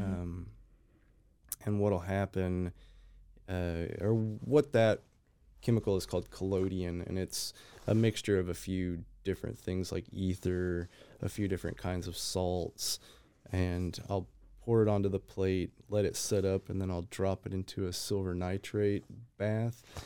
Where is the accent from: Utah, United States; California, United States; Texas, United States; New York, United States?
Texas, United States; now in Waco, United States; I am a Texas born, but, uh, moved to Waco maybe five years ago